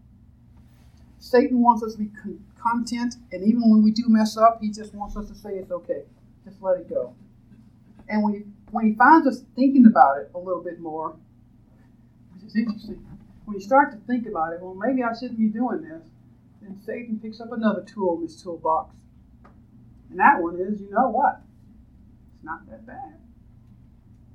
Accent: United States; being an American

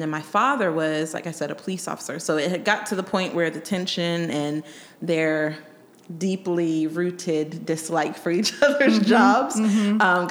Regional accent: Colorado, United States; also born or lived in Germany; I grew up in Colorado

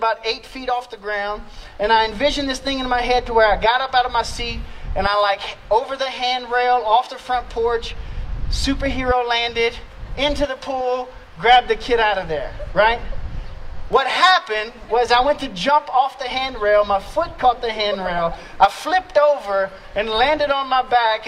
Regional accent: Louisiana, United States; moved away; I'm from Louisiana

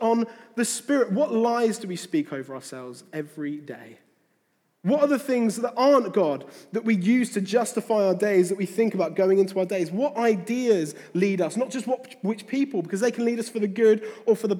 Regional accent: near Faversham, Kent, South East England, United Kingdom; I grew up near Faversham in Kent

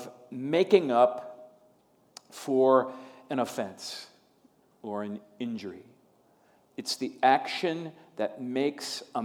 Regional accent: Minnesota, United States; moved away; being a Minnesotan

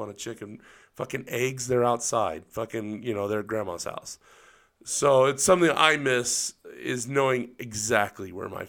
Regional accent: Central San Joaquin Valley, California, United States; now in Salt Lake City, United States; where I grew up in Central San Joaquin Valley in California. We didn't go to the grocery store. We didn't have to. We went to my uncle's dairy to get fucking milk and cheese and butter.

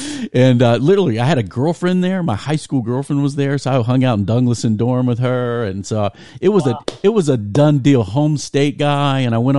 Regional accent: Virginia Beach, Virginia, United States; I'm a Virginia guy. I grew up in Virginia Beach. I wrestled down there.

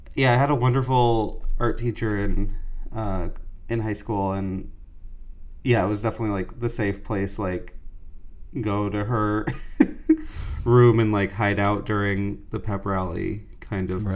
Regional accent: Fort Myers, Florida, United States; moved away as an adult; now in New York, United States; I was born in Fort Myers, uh, so Gulf side.

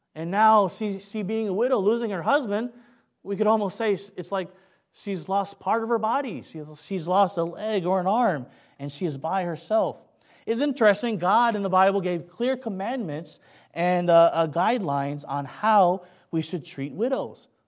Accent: Kentucky, United States; accent: Kentucky; moved away; also born or lived in San Francisco, California / Philippines; I was raised in Kentucky

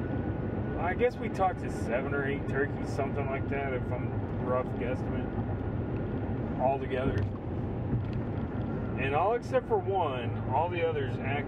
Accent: Texas, United States; We're from Texas

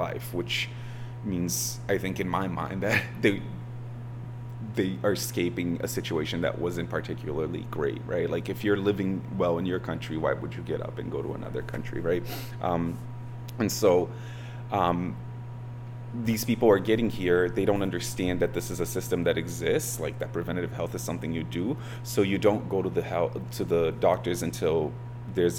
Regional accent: Milford, Massachusetts, United States; I grew up in Milford, Massachusetts

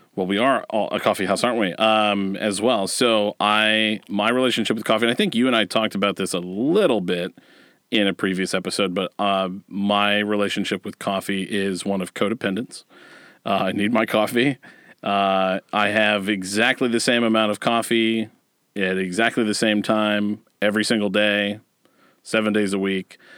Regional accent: Westerville, Ohio, United States; I grew up in Westerville, Ohio

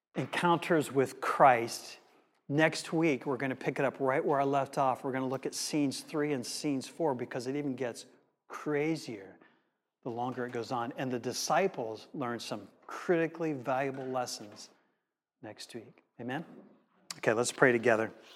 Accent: United States; As an American in the late, um, early seventies, mid seventies in America

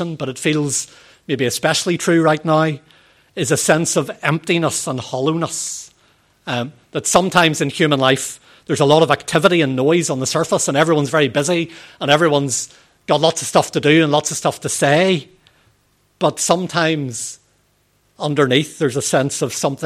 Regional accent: Northern Ireland, United Kingdom; In our proper way of speaking in Northern Ireland, we use stay for

